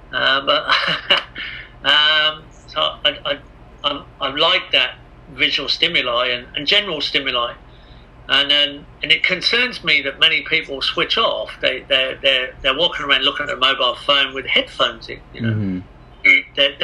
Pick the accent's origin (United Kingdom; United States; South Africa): United Kingdom; England; I am English